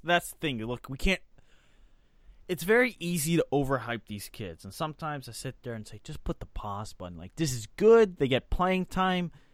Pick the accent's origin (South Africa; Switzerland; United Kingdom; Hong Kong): Switzerland; as a fellow Swiss